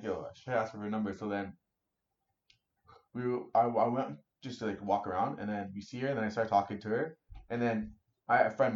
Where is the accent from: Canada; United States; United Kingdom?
Canada; Toronto, Ontario; it's our area, Scarborough